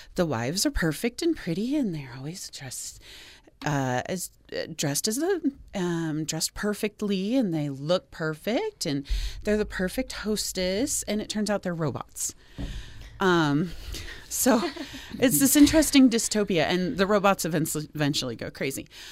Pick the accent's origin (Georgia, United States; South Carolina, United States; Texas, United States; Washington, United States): Washington, United States; Seattle; also born or lived in Portland, Oregon / Boston, Massachusetts / Denver, Colorado / Pittsburgh, Pennsylvania; now in Utah, United States; I grew up in the Seattle area